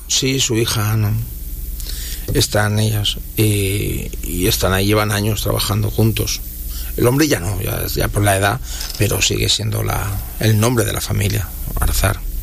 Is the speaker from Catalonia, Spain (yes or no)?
yes; Catalonia, Spain; now in Dominican Republic; donde yo soy, el de Cataluña